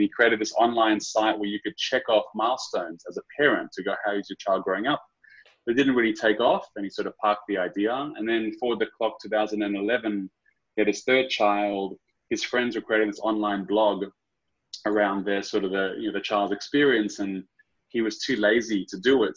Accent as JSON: {"language": "English", "town": "Sydney", "region": "New South Wales", "country": "Australia", "tie": "born or raised there", "moved": "yes", "said": "born and raised out of Sydney, um, Aussie through and through"}